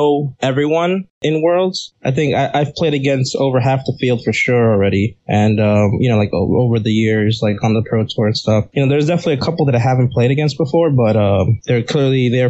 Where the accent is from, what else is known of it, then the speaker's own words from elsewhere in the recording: New York City, New York, United States; I grew up in Uptown Manhattan, area called Inwood